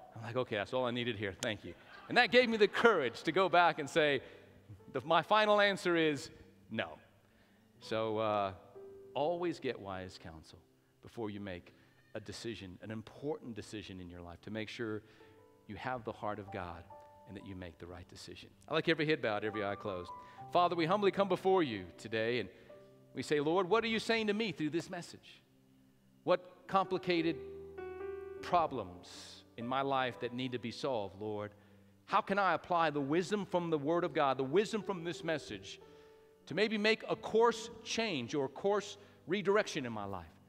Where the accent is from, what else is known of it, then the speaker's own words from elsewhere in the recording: Albuquerque, New Mexico, United States; moved away as an adult; now in Lubbock, United States; born and raised in New Mexico, my wife and I spent 30 years of my life in Albuquerque.